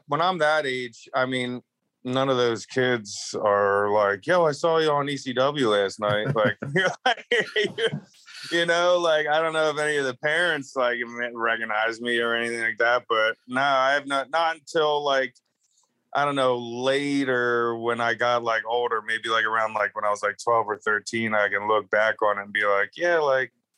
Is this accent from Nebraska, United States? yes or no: no; outside of Philadelphia, Pennsylvania, United States; moved away; also born or lived in Tampa Bay, Florida / Clearwater, Florida / Salt Lake City, Utah; I was born outside of Philadelphia in Pennsylvania. And I lived there for a lot of my life